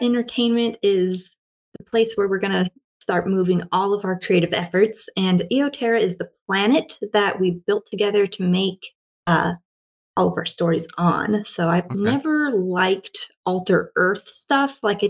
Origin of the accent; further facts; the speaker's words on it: Washington, United States; also born or lived in Oregon; now in Japan; So I grew up in Washington State, kind of, and moved around a lot. And I currently live in Japan